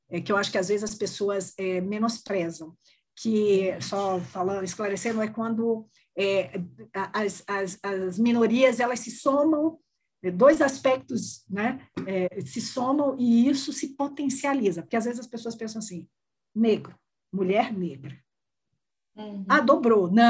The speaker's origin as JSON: {"language": "Portuguese", "region": "Northeast Region", "country": "Brazil", "said": "Eu sou uma mulher branca, mas eu sou mulher, e eu sou nordestina, então eu sou mulher nordestina."}